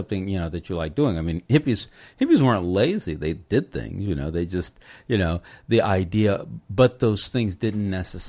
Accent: Los Angeles, California, United States; I'm from Los Angeles, so I go up to Santa Cruz all the time.

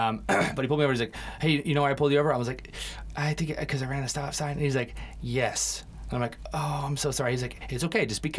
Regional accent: England, United Kingdom; born there; moved away; I was born in England

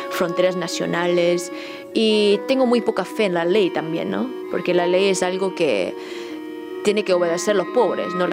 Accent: South Korea; Spanish is a second language; now in Argentina; soy coreana, que, vivo en Argentina ahora por por mi trabajo, pero como hablo chino

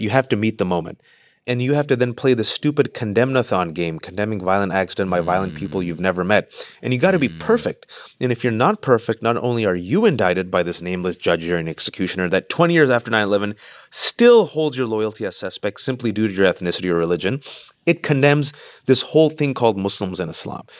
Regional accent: Bay Area, California, United States; I'm in California, born and raised in the Bay Area to Pakistani

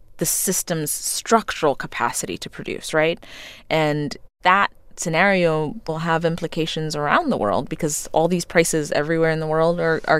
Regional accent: Ethiopia; I grew up in Ethiopia in the 80s. During the famine, at a time when you had a communist government that rationed food. And I was lucky to come from a family where we got to eat.

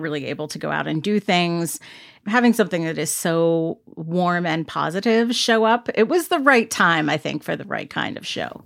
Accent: United States

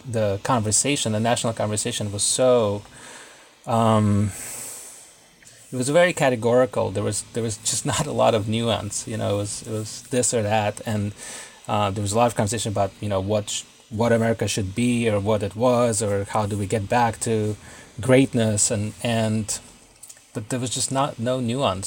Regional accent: Israel; moved away as an adult; also born or lived in Russia; now in Brooklyn, United States; my family moved to Israel when I was a kid. Then I came to the U.S. to go to school and have been living here ever since.

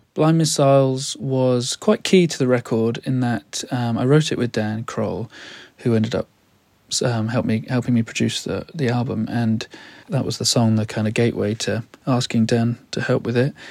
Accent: United Kingdom; now in United States; living in America as a Brit

